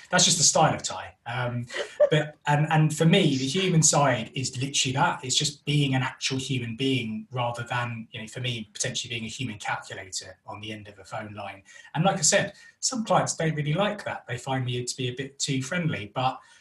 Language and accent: English; London, United Kingdom; moved away as an adult; now in West Midlands, United Kingdom; we're originally from North London, which is why I have this wonderful accent um, but recently moved it's up to the West Midlands